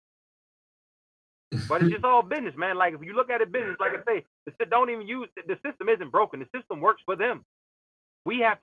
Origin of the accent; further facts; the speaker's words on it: Columbia, Maryland, United States; also born or lived in Baltimore, Maryland; originally from Baltimore City, grew up in Howard County, Columbia, Maryland